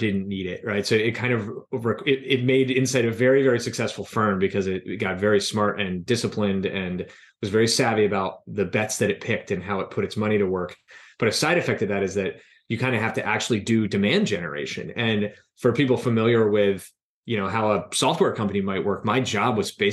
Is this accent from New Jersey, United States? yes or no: yes; New Jersey, United States; also born or lived in Philadelphia, Pennsylvania / New York City; I grew up in South Jersey.